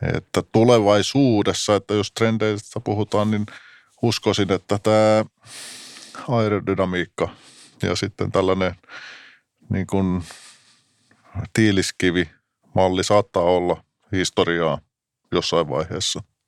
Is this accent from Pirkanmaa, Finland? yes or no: yes; Tampere, Pirkanmaa, Finland; olen tamperelainen, syntynyt Pispalassa, sitten nuoruuden viettänyt tietysti legendaarisessa Tesomassa